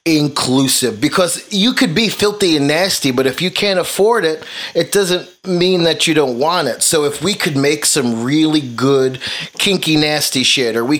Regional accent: New York City, New York, United States; now in Tulsa, United States; I actually was born and raised in Brooklyn, but I live in Tulsa, Oklahoma

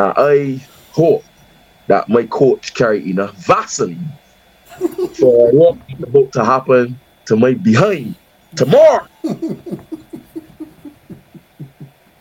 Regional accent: Barbados; accent: Bajan; my Bajan accent

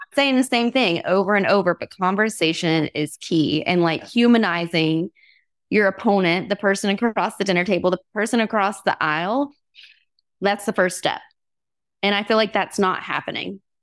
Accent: Alabama, United States; now in Vermont, United States; I grew up in Alabama, you know, debutante culture, went to etiquette class

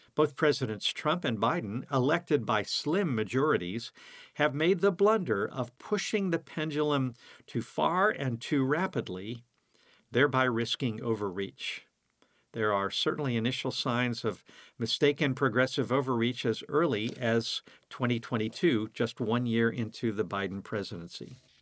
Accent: United States; being an American

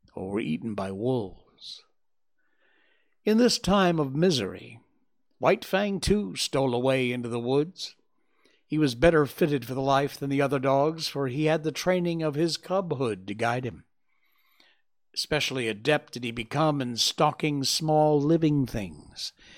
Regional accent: Cornwall, Connecticut, United States; We grew up together in my hometown in Cornwall, Connecticut.

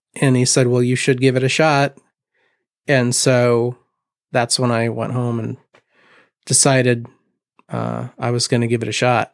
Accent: Mishawaka, Indiana, United States; also born or lived in Portland; I am originally from Mishawaka, born and raised

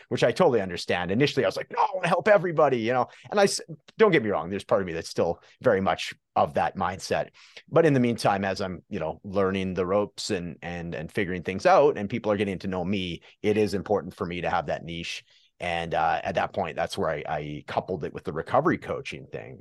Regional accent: Prince George, British Columbia, Canada; I'm from uh, Prince George, British Columbia, Canada

